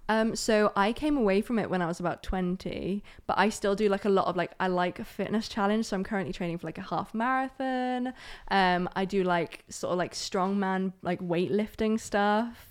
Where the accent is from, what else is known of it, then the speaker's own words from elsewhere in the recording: Aberdeen, Scotland, United Kingdom; also born or lived in Germany; So, I'm from Aberdeen. Um, I was originally born in Germany